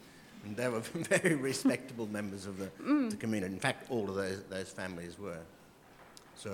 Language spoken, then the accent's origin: English; Townsville, Queensland, Australia; I think my qualification for asking this question is that I grew up in Townsville from the 1944 I was born, so I was there all during those years.